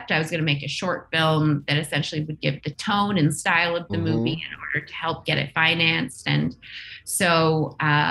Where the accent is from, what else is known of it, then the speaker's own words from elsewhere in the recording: Nunavut, Canada; I'm Inuk. I grew up in Nunavut